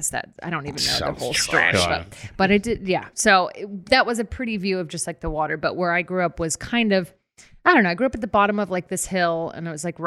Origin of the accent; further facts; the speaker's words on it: Daly City, California, United States; moved away as an adult; also born or lived in Long Beach, California; I grew up in between San Francisco and South San Francisco in a little town called Daly City.